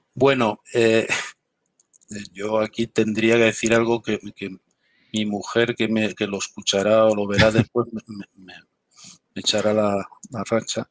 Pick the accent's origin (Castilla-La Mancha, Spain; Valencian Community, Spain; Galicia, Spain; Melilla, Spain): Galicia, Spain; now in Madrid, Spain; soy gallego de nacimiento